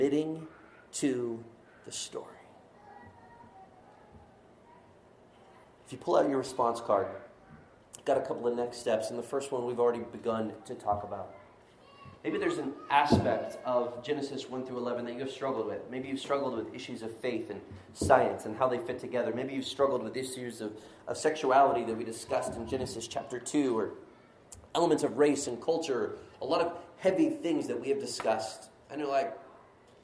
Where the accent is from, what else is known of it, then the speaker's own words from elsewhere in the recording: Florida, United States; I'm from Florida